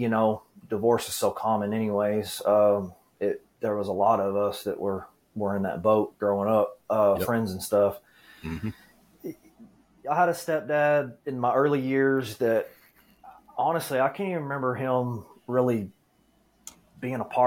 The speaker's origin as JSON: {"language": "English", "town": "Dallas", "region": "Texas", "country": "United States", "tie": "born or raised there", "said": "I was born here in Texas, Dallas. I've been born and raised in the DFW Metroplex all of my life."}